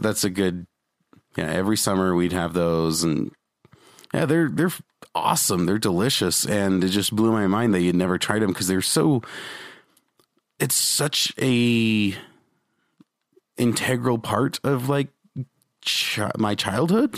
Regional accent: Utah, United States; I'm from Utah

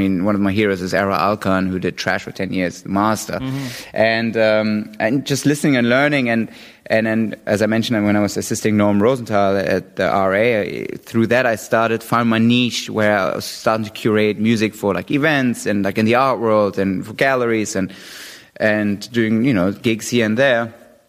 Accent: London, United Kingdom; I was 25 years old. I was a kid from London

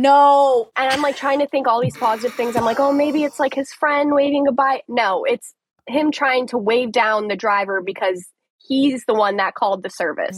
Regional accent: Colorado, United States; now in Tampa, United States; It's actually where I'm from. I'm from Colorado.

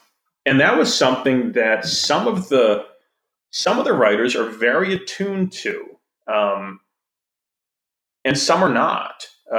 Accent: Wisconsin, United States; It's just there, and I'm from Wisconsin.

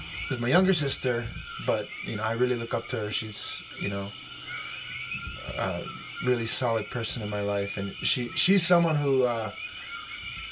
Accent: Hilo, Hawaii, United States; I grew up in Hilo.

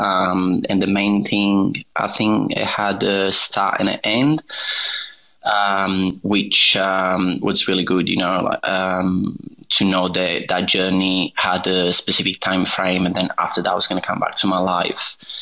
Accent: Naples, Campania, Italy; English is a second language; I am originally from Naples, which is south of Italy. It's about 200 kilometers south of Rome.

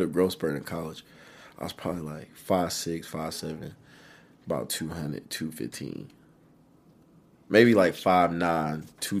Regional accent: Fort Smith, Arkansas, United States; born there; also born or lived in Germany; So, I was actually born in Fort Smith, Arkansas. And my dad was in the military. So, we actually picked up.

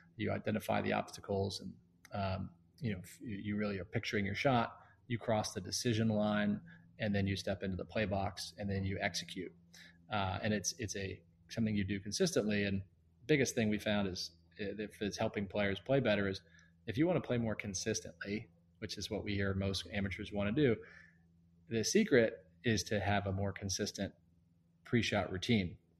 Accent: Sanford, North Carolina, United States; moved away as an adult; also born or lived in St Andrews, Scotland / United Kingdom; now in Bay Area, United States; I grew up in Sanford, North Carolina, near Pinehurst

